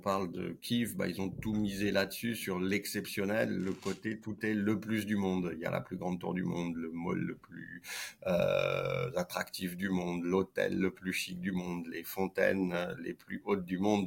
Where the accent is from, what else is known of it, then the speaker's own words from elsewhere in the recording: Saint-Étienne, Auvergne-Rhône-Alpes, France; also born or lived in Lyon; j'ai grandi et joué au foot à Saint-Etienne